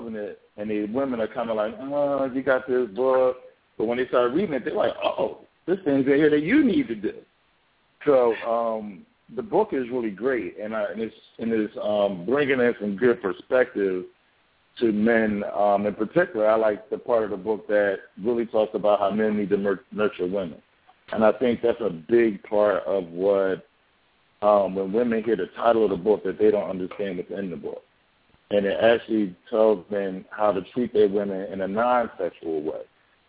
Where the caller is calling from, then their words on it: Philadelphia, Pennsylvania, United States; Wife of Paul calling from Philadelphia.